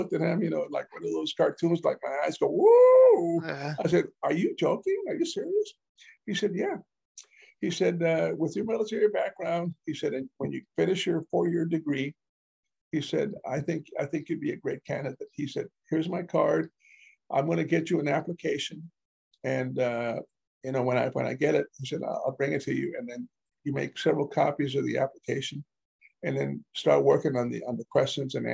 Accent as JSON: {"language": "English", "town": "Beeville", "region": "Texas", "country": "United States", "tie": "born or raised there", "also_born_or_lived": "Alice, Texas"}